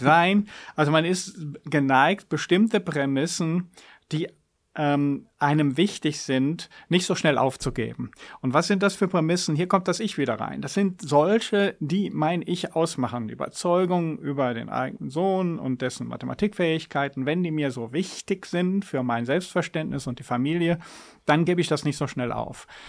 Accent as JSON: {"language": "German", "country": "Germany", "tie": "born or raised there", "moved": "yes", "said": "Ich bin in der Jugend in der Eifel aufgewachsen"}